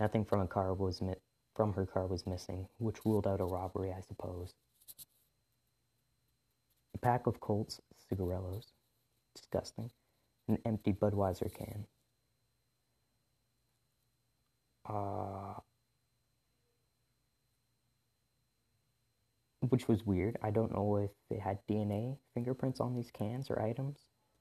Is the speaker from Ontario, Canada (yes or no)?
no; Revelstoke, British Columbia, Canada; my hometown in Revelstoke, British Columbia